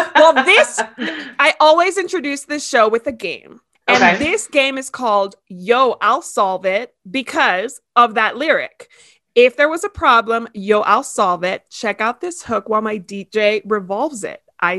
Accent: Miami, Florida, United States; moved away; we're both from Miami.

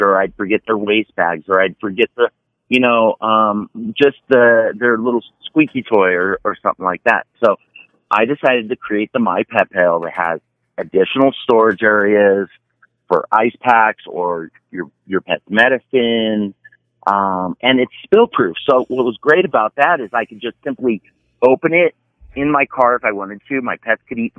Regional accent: Las Vegas, Nevada, United States; I am from Las Vegas, Nevada

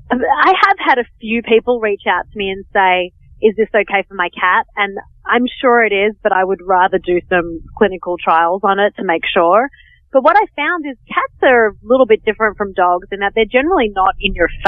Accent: Australia; moved away as an adult; now in New York, United States; I'm actually Australian.

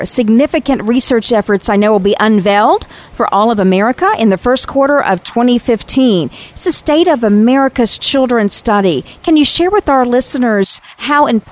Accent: North Carolina, United States; our home state of North Carolina

